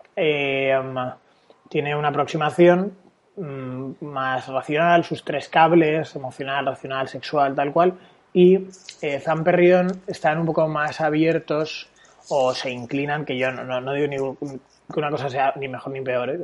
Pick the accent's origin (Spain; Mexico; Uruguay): Spain; Valencia, Valencian Community; yo eh, nací en Valencia